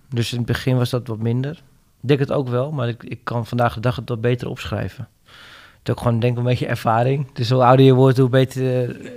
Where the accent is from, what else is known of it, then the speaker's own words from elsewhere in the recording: Netherlands; Ik ben, ik ben een Hollander